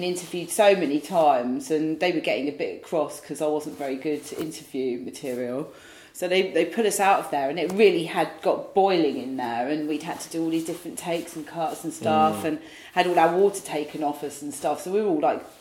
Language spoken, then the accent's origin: English; Saltwood, South East England, United Kingdom; now in London, United Kingdom; where I grew up in Saltwood